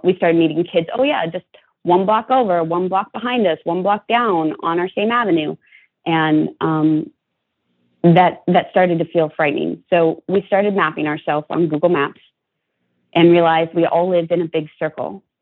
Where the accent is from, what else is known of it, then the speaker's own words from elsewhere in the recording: Ventura County, California, United States; I grew up in Ventura County, about five miles or less from the Santa Susana Field Lab